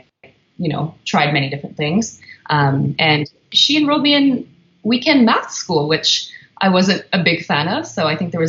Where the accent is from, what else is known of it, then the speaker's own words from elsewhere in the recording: Winnipeg, Manitoba, Canada; moved away as an adult; also born or lived in Whistler; now in Vancouver, Canada; I'm originally from Winnipeg